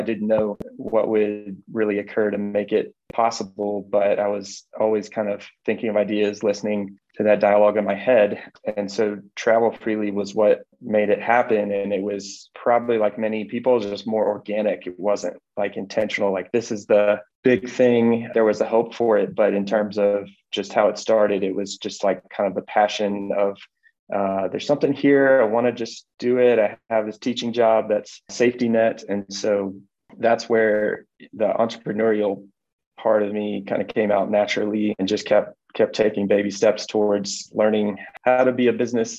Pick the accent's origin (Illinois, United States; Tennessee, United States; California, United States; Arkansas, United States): Tennessee, United States; Nashville; moved away as an adult; now in Denver, United States; I grew up in Nashville, Tennessee, originally, and we've lived here in Colorado about 8 years